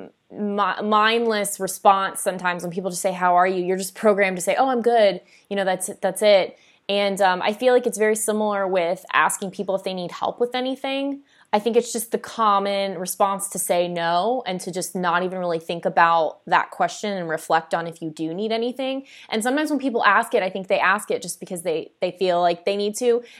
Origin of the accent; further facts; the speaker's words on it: South Florida, United States; I grew up, I grew up in South Florida